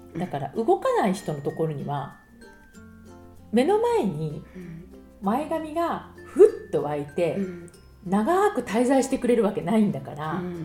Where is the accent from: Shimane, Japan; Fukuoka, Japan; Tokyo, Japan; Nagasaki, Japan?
Tokyo, Japan; Suginami; moved away as an adult; now in Paris, France; 杉並といえば私高校が杉並ね